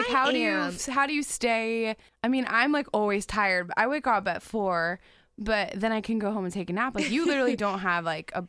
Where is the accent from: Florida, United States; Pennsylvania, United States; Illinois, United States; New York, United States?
Florida, United States; South; I grew up in South Florida.